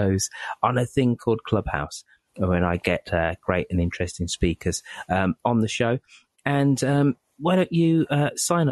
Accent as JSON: {"language": "English", "country": "United Kingdom", "said": "I'm British"}